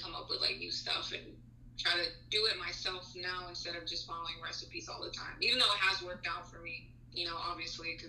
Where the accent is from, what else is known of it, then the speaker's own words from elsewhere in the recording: Texas, United States; moved away as an adult; also born or lived in San Luis Potosí, Mexico; now in Georgia, United States; growing up in the US, because I lived in Texas for half of my life before I moved to Georgia